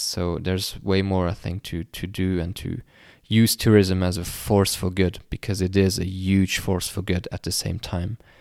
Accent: Luxembourg; my home country, uh, Luxembourg

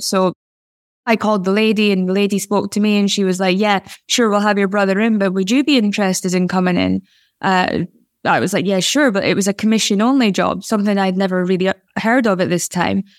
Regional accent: Aberdeen, Scotland, United Kingdom; I'm a woman who was growing up in Aberdeen

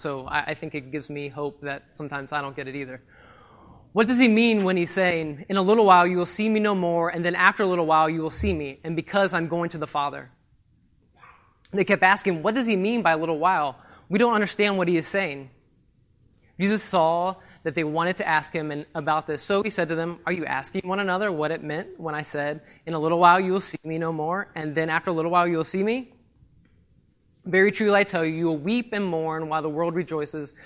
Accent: Ohio, United States; moved away as an adult; I'm from Ohio

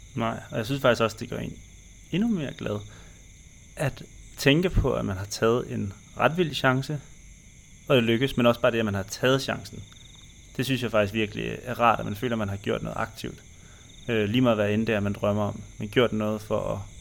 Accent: Denmark; moved away as an adult; Når vi er hjemme i Danmark

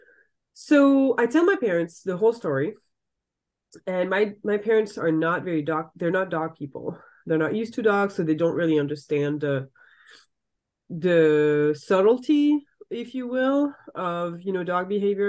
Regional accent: Saint-Pierre-en-Faucigny, Auvergne-Rhône-Alpes, France; English is a second language; moved away as an adult; now in Seattle, United States; I grew up in the French Alps, so it's obviously gorgeous.

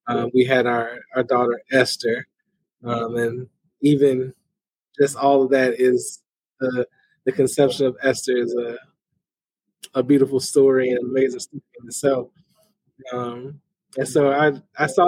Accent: Chicago, Illinois, United States; moved away as an adult; also born or lived in Minnesota / Indiana; now in Gainesville, United States; I am originally from the Chicagoland area

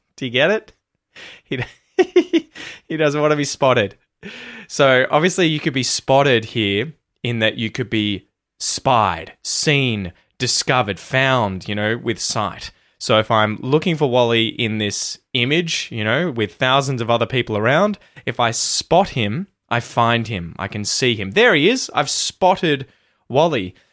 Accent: Australia; accent: Aussie; my Aussie accent

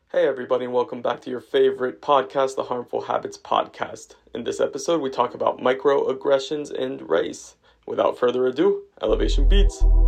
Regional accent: Morgantown, West Virginia, United States; I was born in America, in West Virginia

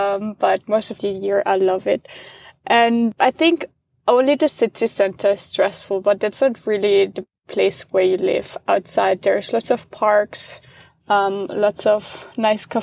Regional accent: Austria; moved away as an adult; now in Amsterdam, Netherlands; I'm originally from Austria. I grew up there, but moved to the Netherlands a couple of years ago

